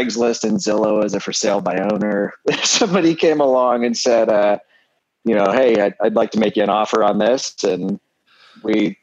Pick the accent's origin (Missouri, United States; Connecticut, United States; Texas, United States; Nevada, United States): Missouri, United States; St. Louis; moved away; I'm actually originally from St. Louis